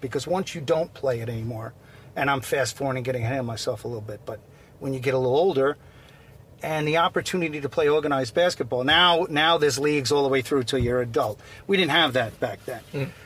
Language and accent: English; Seaford, New York, United States; also born or lived in Port Jefferson, New York; I grew up in Seaford, Long Island